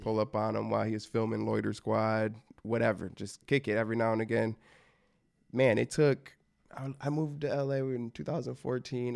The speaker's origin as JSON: {"language": "English", "region": "Michigan", "country": "United States", "tie": "born or raised there", "said": "growing up in Michigan"}